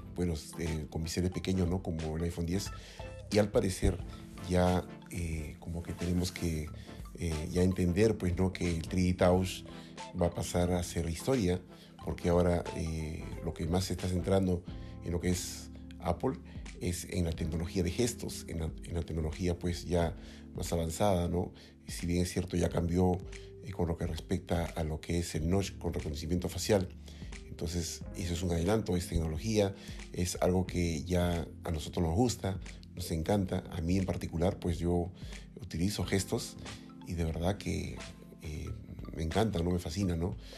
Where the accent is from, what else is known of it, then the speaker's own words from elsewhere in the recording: Lima, Peru; yo soy aquí de Lima